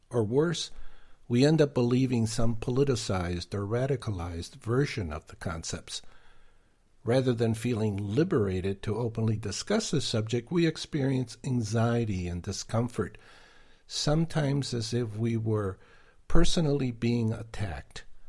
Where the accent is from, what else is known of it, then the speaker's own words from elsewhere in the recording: Argentina; English is a second language; also born or lived in New York / Boston / Detroit; now in United States; being born and raised in Argentina